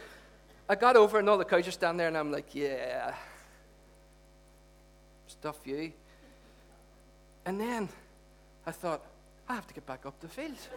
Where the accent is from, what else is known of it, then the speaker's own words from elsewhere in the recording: Derry, Northern Ireland, United Kingdom; when we were growing up in Derry